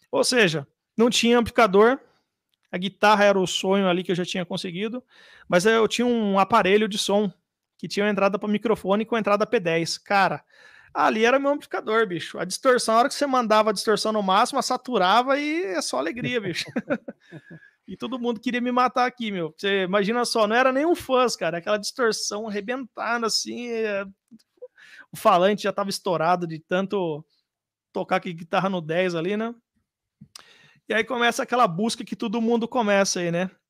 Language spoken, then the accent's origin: Portuguese; Jundiaí, São Paulo, Brazil; Não, sou de Jundiaí, mas eu morei lá, morei no Mato Grosso, uma família de cigano praticamente.